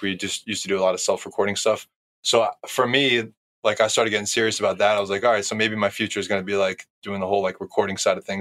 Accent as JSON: {"language": "English", "region": "Florida", "country": "United States", "tie": "born or raised there", "said": "I'm from Florida originally"}